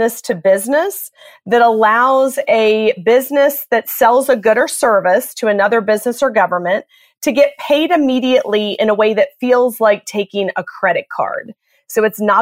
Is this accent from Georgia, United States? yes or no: yes; Atlanta, Georgia, United States; moved away as an adult; also born or lived in Boston / Chicago / Los Angeles; I grew up in Atlanta, Georgia